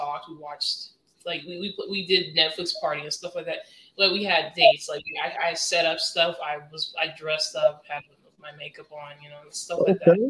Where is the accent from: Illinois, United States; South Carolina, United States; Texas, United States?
Texas, United States; Keller; moved away as an adult; also born or lived in Coral Springs, Florida / Deerfield Beach, Florida; now in Las Vegas, United States; I say like Fort Worth is where I was raised, but it's actually Keller